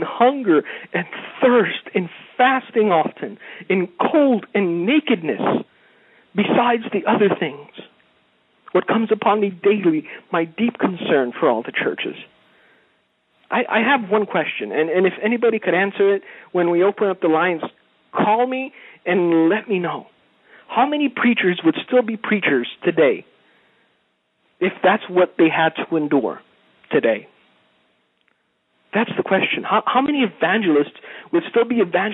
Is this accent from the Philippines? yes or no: no; Romania; moved away; I was a child in a village in Romania